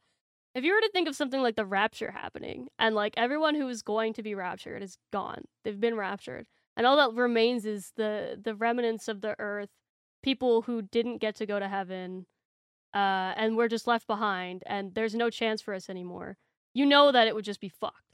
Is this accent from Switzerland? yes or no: no; Canada; being a Canadian